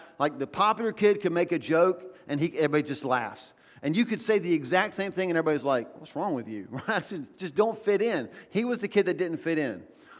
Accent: the South, United States; Well, I don't know if I'm American, but I'm Southern.

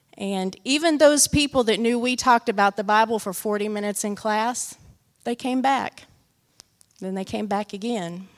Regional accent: Great Bend, Kansas, United States; moved away as an adult; now in Peru; when I was back in my hometown visiting

